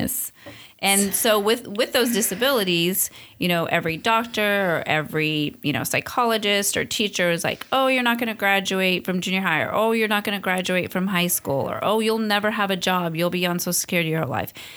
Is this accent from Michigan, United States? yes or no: no; Long Beach, California, United States; also born or lived in East Los Angeles, California / Amargosa Valley, Nevada / Hesperia, California / Arcadia, California; through our teens, we ended up in Long Beach